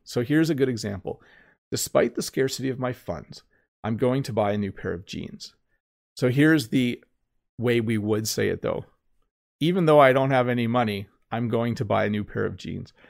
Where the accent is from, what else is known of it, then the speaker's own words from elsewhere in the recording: Canada; I'm Canadian.